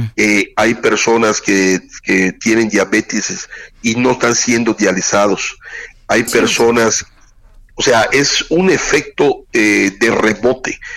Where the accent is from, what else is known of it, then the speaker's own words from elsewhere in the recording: southeast Mexico, Mexico; como somos los sureños